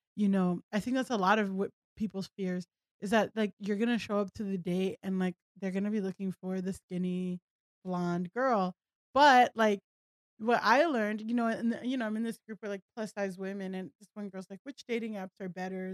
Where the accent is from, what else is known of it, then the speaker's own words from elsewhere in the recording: Miami, Florida, United States; moved away as an adult; also born or lived in Southern California; I grew up in South Florida, like, Miami, where everyone looked like me